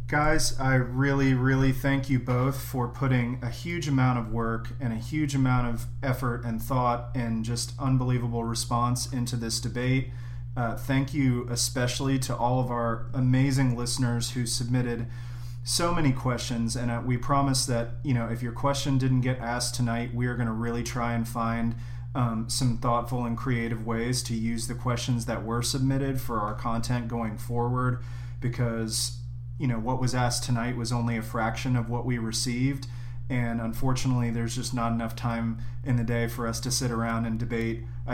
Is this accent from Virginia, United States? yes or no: no; Florida, United States; Hasn't worked so well in my home state of Florida, but probably has a lot to do with our governor.